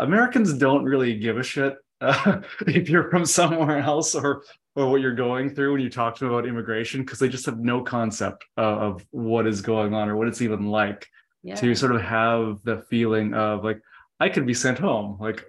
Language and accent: English; Canada; moved away as an adult; now in United States; I'm from Canada. Mm-hmm. I went through the immigration process as well.